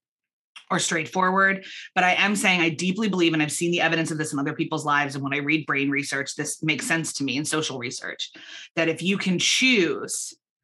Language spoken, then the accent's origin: English; United States; moved away as an adult; also born or lived in Belfast, Northern Ireland; now in Philadelphia, United States; I was born in America.